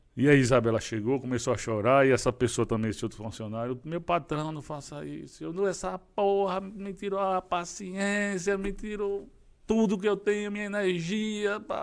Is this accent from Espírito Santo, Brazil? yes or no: no; Maceió, Alagoas, Brazil; sou lá de Maceió, Alagoas